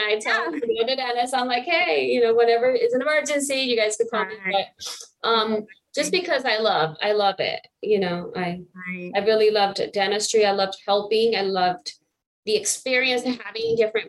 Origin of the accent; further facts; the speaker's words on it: New York, United States; moved away; also born or lived in Puerto Rico / Michigan; I was born in Puerto Rico, moved to New York. So I was raised in New York, in Brooklyn. Then my parents moved back to Puerto Rico.